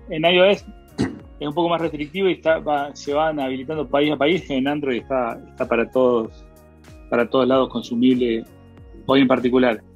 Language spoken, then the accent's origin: Spanish; Argentina; me acuerdo que era muy chiquito ahorrando australes para comprar dólares